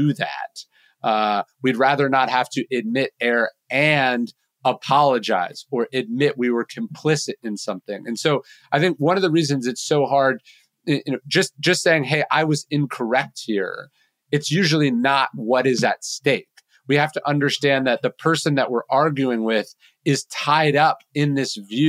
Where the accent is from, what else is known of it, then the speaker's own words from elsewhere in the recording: Sacramento, California, United States; growing up in Sacramento, California